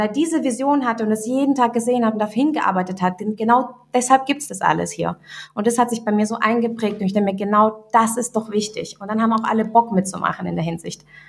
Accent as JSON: {"language": "German", "town": "Göppingen", "region": "Baden-Württemberg", "country": "Germany", "also_born_or_lived": "Russia", "said": "ich komme aus Göppingen, so kurz zur Info, und Göppingen liegt zwischen Stuttgart und Ulm"}